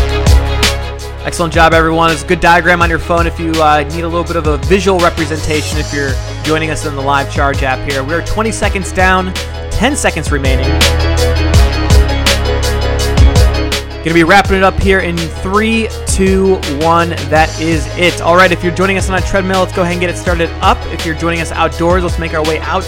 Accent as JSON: {"language": "English", "town": "Chicago", "region": "Illinois", "country": "United States", "said": "I'm from Chicago"}